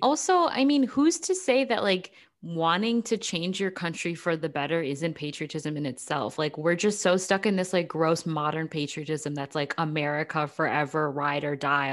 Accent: United States; I'm an American

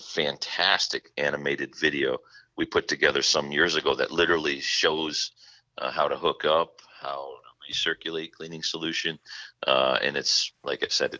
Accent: Midwest, United States; I'm from the Midwest

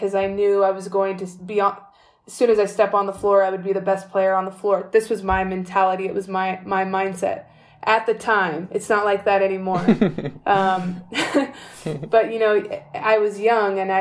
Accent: California, United States; moved away as an adult; also born or lived in Greece; I'm from California, and they were saying I was becoming one of the best seventh graders in the state of California

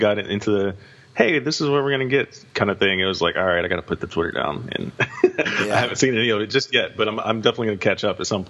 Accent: hometown where UFC 228 is held, Texas, United States; yes, another event in my hometown. I don't have to fly anywhere, I don't have to book a hotel, I can just get on the tollway and drive 15 minutes south and I'm there.

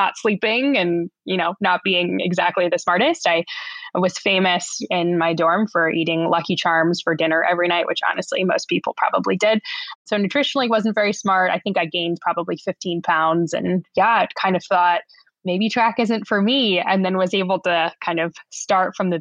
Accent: Southern California, United States; moved away as an adult; also born or lived in Bay Area, California; now in Oregon, United States; I grew up in Southern California

